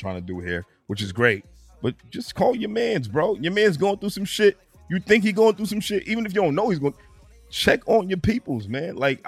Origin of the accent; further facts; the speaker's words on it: Boston, Massachusetts, United States; we're from Mattapan